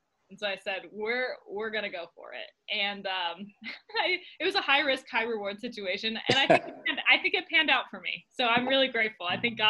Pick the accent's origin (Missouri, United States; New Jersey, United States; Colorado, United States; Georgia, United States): Colorado, United States; Arvada; moved away as an adult; now in Utah, United States; I grew up in Arvada.